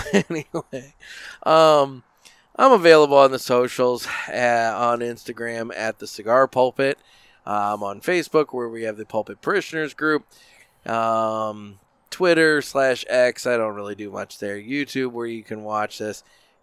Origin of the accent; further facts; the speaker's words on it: Fairview Heights, Illinois, United States; I grew up in Fairview Heights just across the river